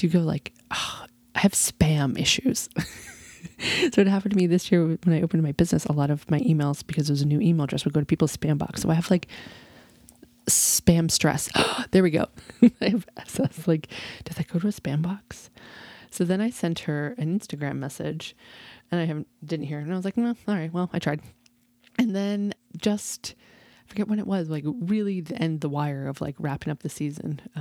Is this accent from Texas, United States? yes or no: yes; Texas, United States; So I am a Texan born and bred.